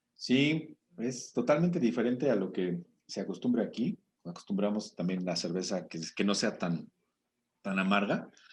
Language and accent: Spanish; Mexico